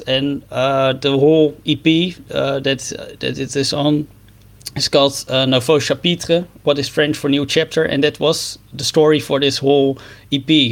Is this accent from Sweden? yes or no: no; Netherlands; I'm a musician from the Netherlands